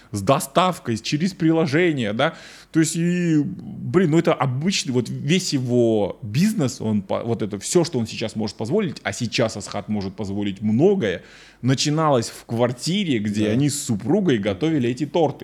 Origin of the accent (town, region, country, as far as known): Kazakhstan